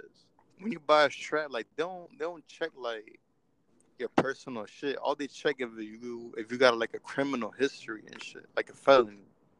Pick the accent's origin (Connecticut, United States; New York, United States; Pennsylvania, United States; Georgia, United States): Pennsylvania, United States; Philadelphia; I was born and raised in Philly, you know what I mean? But I'm Dominican too